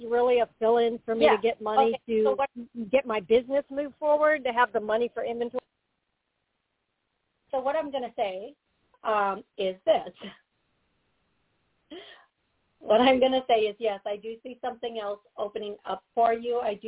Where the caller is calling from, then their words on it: Florida, United States; in Florida, and thank you so much for taking my call.